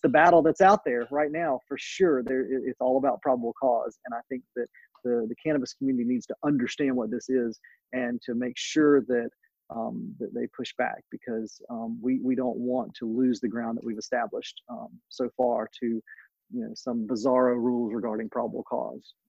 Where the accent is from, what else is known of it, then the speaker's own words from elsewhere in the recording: North Carolina, United States; my home state of North Carolina